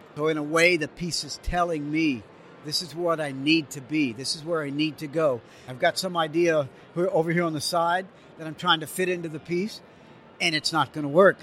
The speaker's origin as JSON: {"language": "English", "town": "New Orleans", "region": "Louisiana", "country": "United States", "tie": "born or raised there", "said": "I grew up in New Orleans and my first real musical experiences were that New Orleans jazz"}